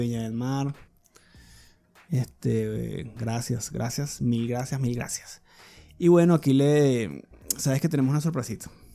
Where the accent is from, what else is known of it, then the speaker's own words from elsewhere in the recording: Venezuela; moved away; como venezolano